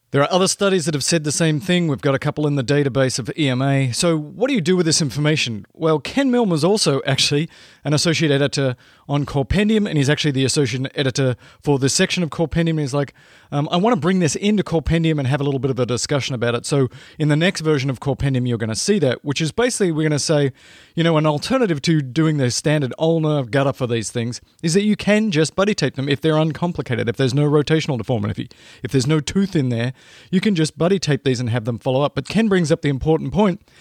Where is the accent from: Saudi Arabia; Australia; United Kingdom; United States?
Australia; moved away; I grew up in Australia